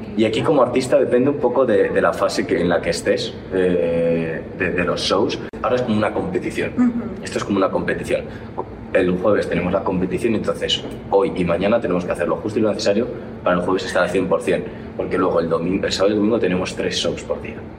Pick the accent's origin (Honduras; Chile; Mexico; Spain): Spain; moved away as an adult; now in United States